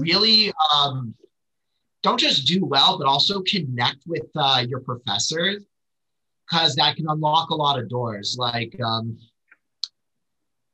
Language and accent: English; Irvine, California, United States; I'm originally from Orange County. I grew up in Irvine.